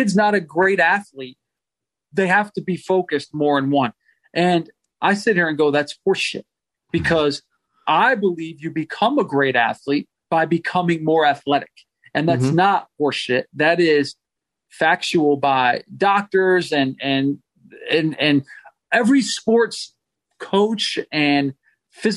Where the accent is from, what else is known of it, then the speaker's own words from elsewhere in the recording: New England, United States; I grew up in New England